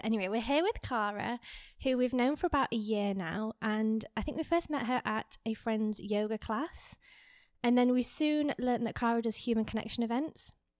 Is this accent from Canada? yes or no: no; England, United Kingdom; now in Miami, United States; me being English